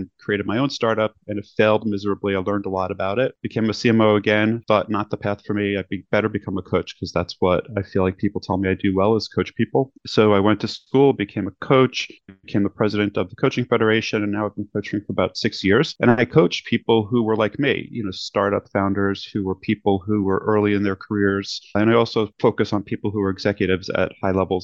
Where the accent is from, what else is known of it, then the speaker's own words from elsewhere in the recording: New York City, New York, United States; moved away as an adult; also born or lived in Manhattan, New York / California; now in Los Angeles, United States; I grew up in Brooklyn looking at Manhattan